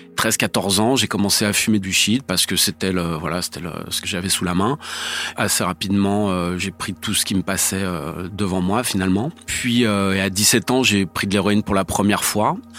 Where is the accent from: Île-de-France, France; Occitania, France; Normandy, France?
Île-de-France, France; Paris; je suis né à Paris en 1969